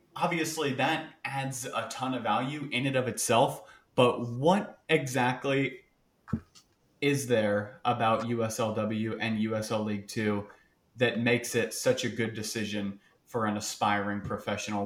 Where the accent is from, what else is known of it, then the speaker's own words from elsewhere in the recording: Sarasota, Florida, United States; I'm not from a tiny town, but I am from Sarasota